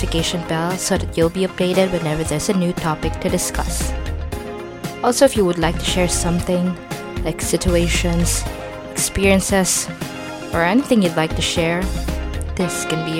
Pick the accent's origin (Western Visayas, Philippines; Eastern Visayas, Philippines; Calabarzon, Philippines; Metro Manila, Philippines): Eastern Visayas, Philippines; Waray-speaking area; Waray, which is the main language in my hometown where I grew up